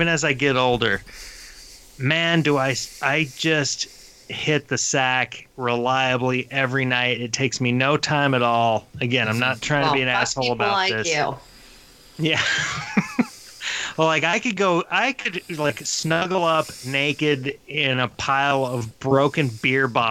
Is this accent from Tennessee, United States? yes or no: yes; Sevierville, Tennessee, United States; moved away as an adult; also born or lived in Boulder, Colorado; I grew up down on Payne Street in Sevierville, Tennessee, but then I went to Boulder, Colorado